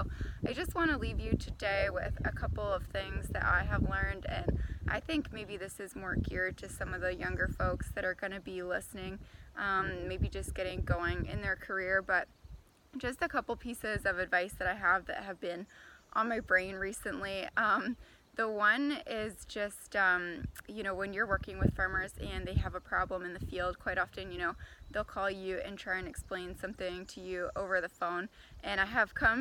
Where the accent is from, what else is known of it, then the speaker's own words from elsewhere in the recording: Ancaster, Ontario, Canada; moved away as an adult; also born or lived in Guelph / Haldimand; now in Huron County, Canada; I'm originally from Ancaster, which is close to Hamilton, so a fairly urban setting, but I did grow up on a cash crop farm there as well.